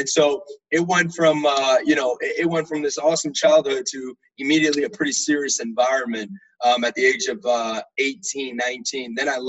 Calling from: Tampa, Florida, United States; I'm actually in Tampa, Florida, no longer in D.C.

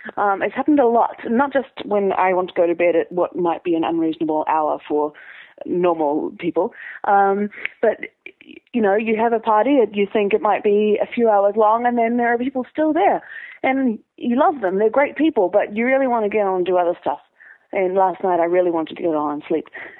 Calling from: Christchurch, Canterbury, New Zealand; I'm calling from Christchurch

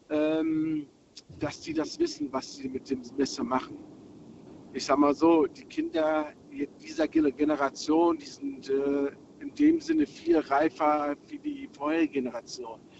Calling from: Berlin, Germany; Ich komme aus Berlin.

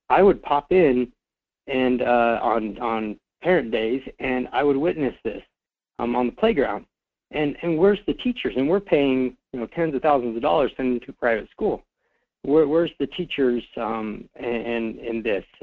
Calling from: Fairbanks, Alaska, United States; from Fairbanks.

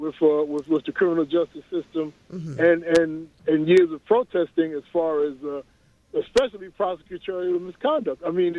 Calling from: Rosedale, New York, United States

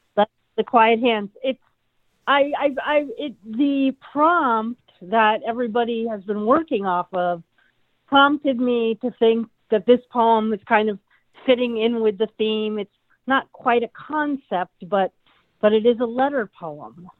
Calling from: Olympia, Washington, United States; I'm calling from Olympia, Washington

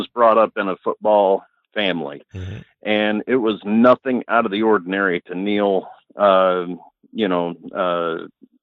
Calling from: Battle Creek, Michigan, United States; Calling from Battle Creek, Michigan.

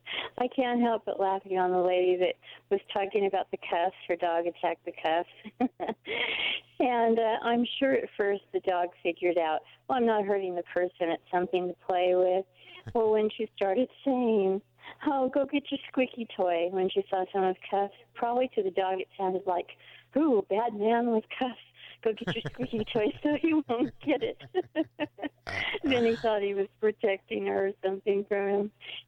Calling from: Prescott, Arizona, United States

